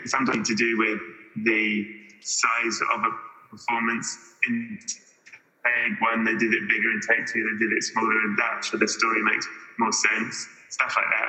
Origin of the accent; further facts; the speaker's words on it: England, United Kingdom; I'm English